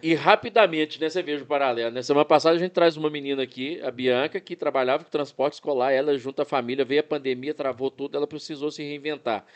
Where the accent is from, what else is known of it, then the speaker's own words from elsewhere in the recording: Arcos, Minas Gerais, Brazil; região lá da minha terra, lá de, de Arcos, lá da minha terra